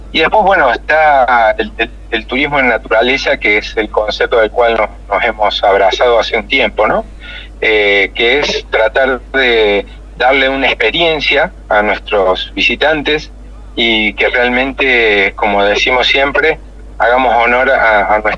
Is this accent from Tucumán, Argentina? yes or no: no; Río Cuarto, Córdoba, Argentina; Yo soy oriundo de Río Cuarto. Eh, yo nací en Río Cuarto